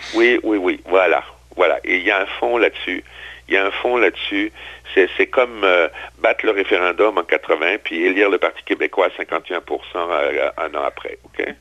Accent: Strasbourg, Grand Est, France; moved away; à Strasbourg, qui est ma, ma ville d'origine, ma ville natale

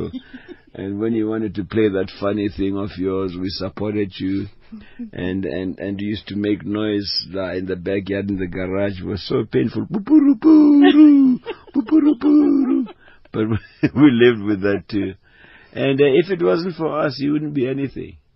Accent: South Africa; moved away; also born or lived in United States

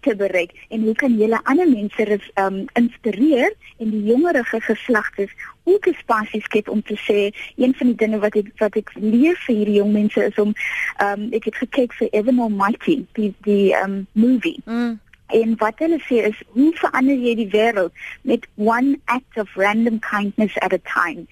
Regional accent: Piketberg, Western Cape, South Africa; ek het groot geword in Pietberg

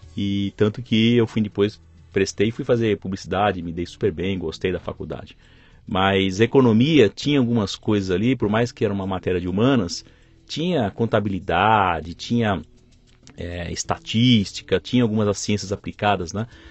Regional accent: São Paulo, Brazil; Nasci em São Paulo e aqui vivo até hoje

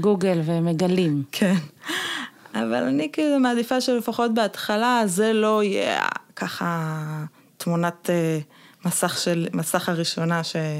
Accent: Jerusalem, Jerusalem District, Israel; אני ירושלמית

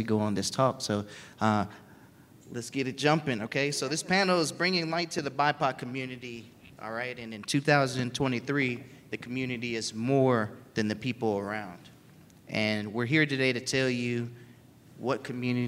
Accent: Fort Bragg, North Carolina, United States; now in Austin, United States; I'm from Fort Bragg, North Carolina, originally.

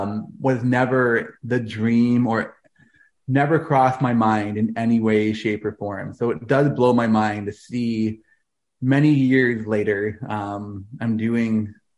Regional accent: Toronto, Ontario, Canada; now in London, Canada; I am a Toronto boy, born and raised in Toronto. But over the last decade or so, all I've been doing is traveling full time as a Christian speaker all over the world

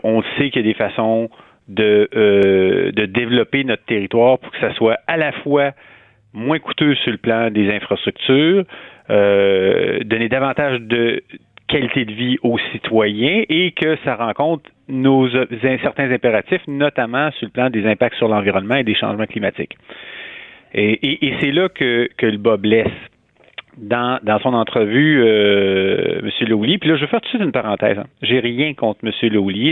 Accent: Quebec City, Quebec, Canada; moved away as an adult; also born or lived in Montreal / Rouyn-Noranda / Hull; je suis né à Québec, j'ai grandi à Québec

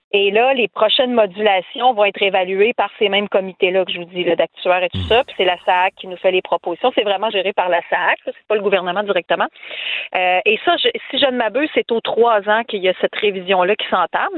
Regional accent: Quebec City, Quebec, Canada; je viens de Québec

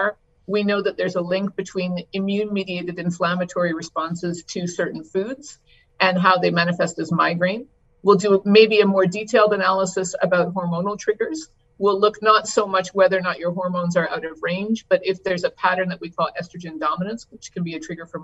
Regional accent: Canada; I'm Canadian. I was trained in Canada

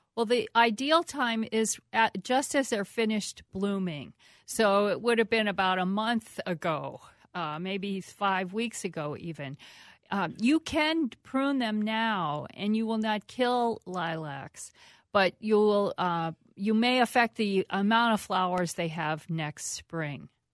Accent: East Coast, United States; now in Minnesota, United States; I grew up with them on the East Coast

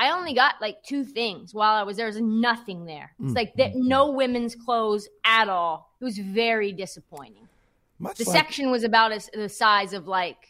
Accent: Portland, Oregon, United States; I grew up in Portland, obviously

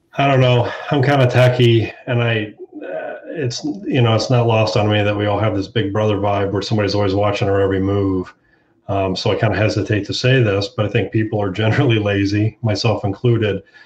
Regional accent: Hilliard, Ohio, United States; I'm from Hilliard, Ohio, right outside of Columbus

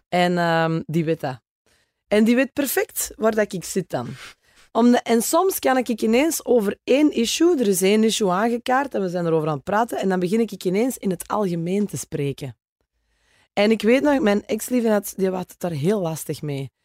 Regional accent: Oevel, Flanders, Belgium; accent: Kempen; also born or lived in Geel / Antwerp / Vorselaar / Herentals; ik ben geboren in Geel. Mijn ouders hebben altijd in Oevel gewoond als ik dan ehm, ben opgegroeid

